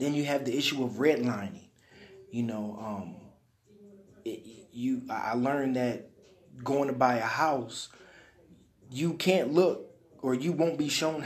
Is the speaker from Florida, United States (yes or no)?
no; Detroit, Michigan, United States; I'm from Detroit, so I grew up listening to my grandmother